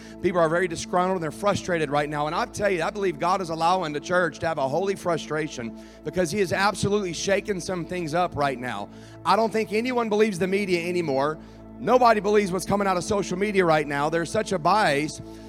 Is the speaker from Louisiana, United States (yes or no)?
yes; Baton Rouge, Louisiana, United States; Now, I'm from Baton Rouge. I am Cajun. I don't sound like it.